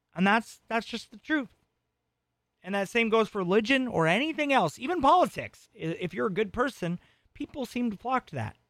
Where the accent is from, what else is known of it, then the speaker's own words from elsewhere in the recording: Arizona, United States; all my friends growing up in Arizona were Mormon